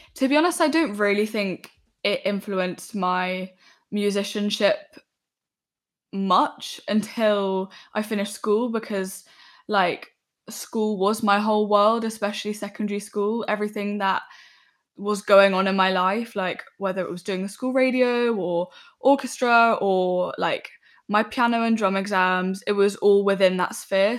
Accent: London, United Kingdom; I grew up in West London

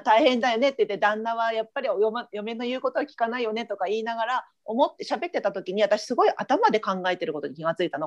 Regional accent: Japan; now in United States; 私たちは日本人で生まれてる

